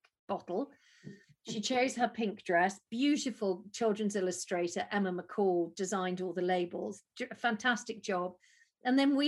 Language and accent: English; United Kingdom; we're British